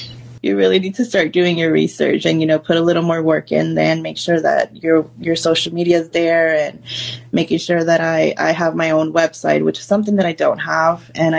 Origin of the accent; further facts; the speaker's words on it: Austin, Texas, United States; I mean, this is my hometown. It's basically all I really know. I don't have much to compare it to. But I do love that most of my family is here, and the fact that, you know, this is my hometown.